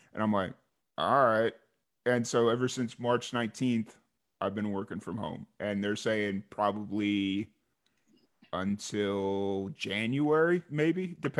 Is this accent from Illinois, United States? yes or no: yes; Chicago, Illinois, United States; moved away as an adult; also born or lived in Tallahassee; where I grew up in Chicago